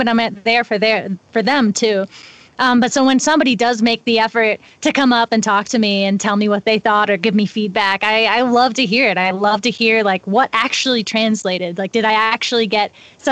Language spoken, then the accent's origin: English; East Coast, United States; now in Nederland, United States; I'm from the East Coast